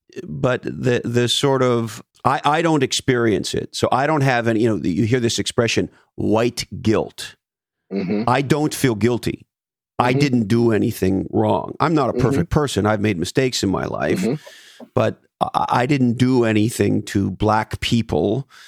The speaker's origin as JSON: {"language": "English", "country": "Canada", "tie": "born or raised there", "moved": "yes", "lives_now": "United States", "said": "I did not grow up as a child in the U.S. I grew up in Canada."}